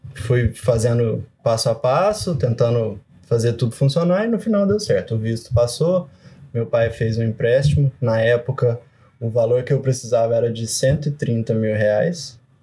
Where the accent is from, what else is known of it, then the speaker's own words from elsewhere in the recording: Brazil; moved away as an adult; now in Canada; sou de cidade pequena, tipo, a cidade onde eu nasci tem 60 mil habitantes hoje em dia